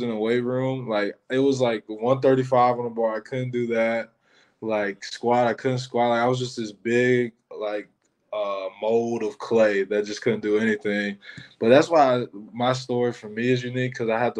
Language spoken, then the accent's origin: English; Michigan, United States; moved away; I'm from Michigan